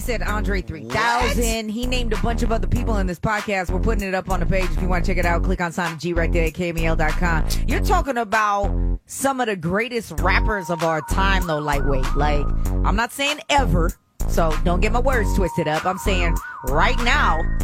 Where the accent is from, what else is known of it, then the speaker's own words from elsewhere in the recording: the Bay Area, California, United States; I'm from the Bay